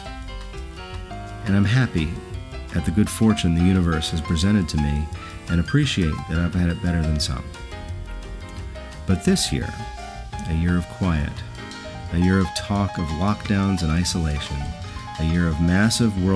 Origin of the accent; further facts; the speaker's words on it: New Jersey, United States; moved away as an adult; Since moving away from my native New Jersey 5 years ago